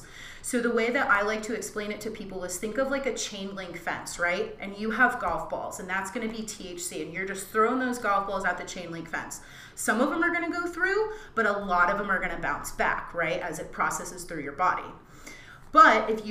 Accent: East Coast, United States; moved away; also born or lived in Brooklyn, New York; I'm from the East Coast, and I remember when I lived in Brooklyn

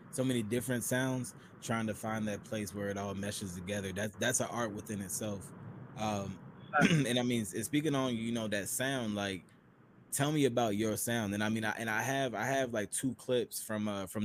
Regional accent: Cleveland, Ohio, United States; I'm from Cleveland, Ohio.

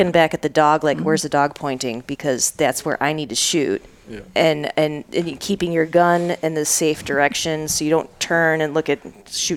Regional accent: Michigan, United States; I grew up in Michigan

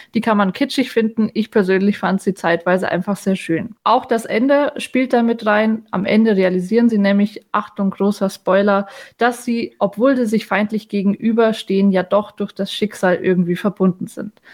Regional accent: Bavaria, Germany; moved away; ich komme auch ursprünglich aus Bayern, wie man hört

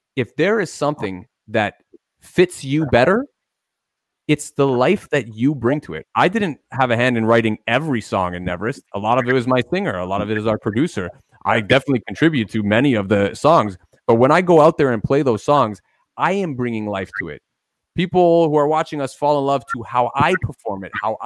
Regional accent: Toronto, Ontario, Canada; guys we grew up playing with on Toronto's, you know, local music scene back in the day

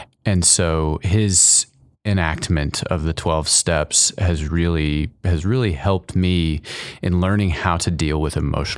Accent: College Station, Texas, United States; Go for it. College Station.

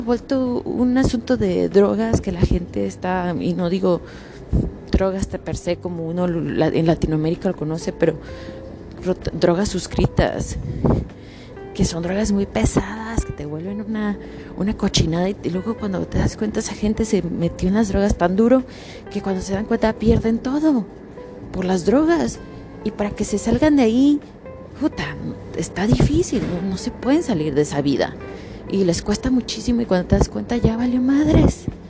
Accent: Mexico; now in Canada; me quedo en México y no me muevo

